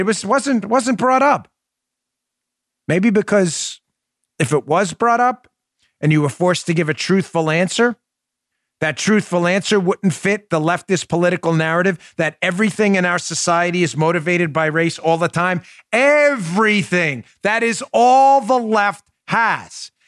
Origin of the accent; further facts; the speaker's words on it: New York City, New York, United States; also born or lived in Long Island, New York; We grew up in Glendale, New York, which was always a working class, mm, lower middle class, I'd say, but middle class kind of neighborhood in uh, Queens, New York